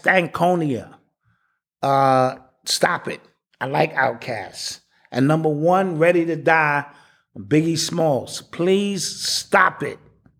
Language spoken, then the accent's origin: English; New York, United States; I'm from New York